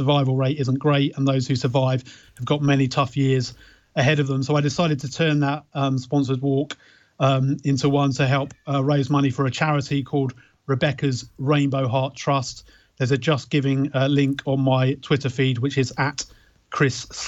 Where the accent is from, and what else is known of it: Beckenham, London, United Kingdom; born or raised there